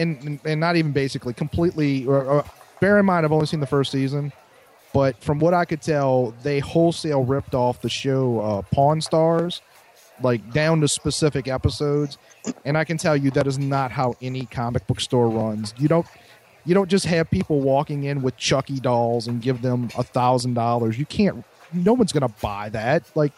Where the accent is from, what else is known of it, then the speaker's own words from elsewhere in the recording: the South, United States; Well, I am from the South.